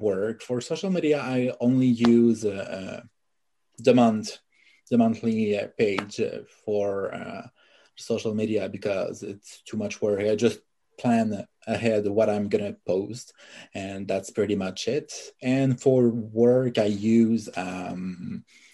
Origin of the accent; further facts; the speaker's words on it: Canada; English is a second language; I'm French Canadian.